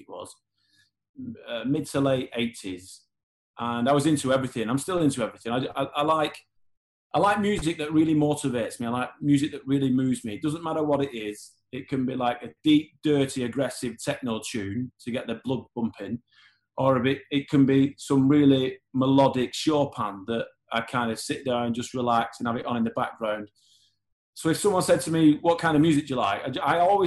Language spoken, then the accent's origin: English; Horwich, North West England, United Kingdom; growing up in Horwich, in Bolton